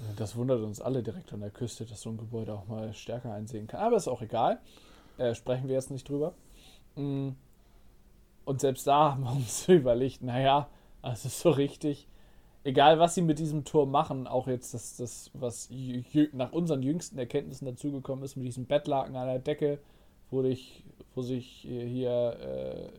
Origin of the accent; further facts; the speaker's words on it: Northern Germany, Germany; wir kommen aus Norddeutschland